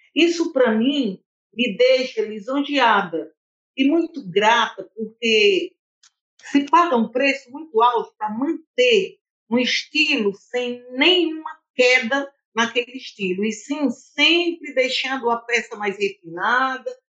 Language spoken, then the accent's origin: Portuguese; Arneiroz, Ceará, Brazil; eu sou de Arneróis